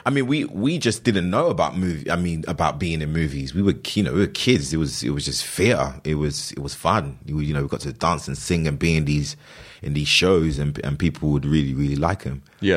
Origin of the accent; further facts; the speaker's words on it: London, United Kingdom; I grew up, I was born and raised in London.